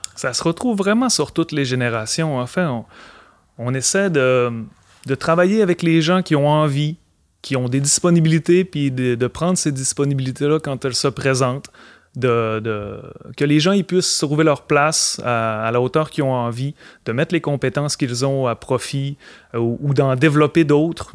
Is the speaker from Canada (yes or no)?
yes; Alma, Quebec, Canada; je suis originaire d'Alma